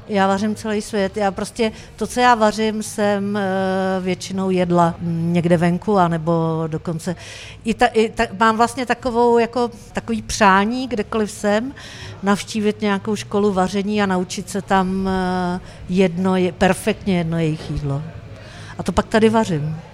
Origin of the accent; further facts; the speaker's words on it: Czechia; Ze Sacký, což je 30 km od Prahy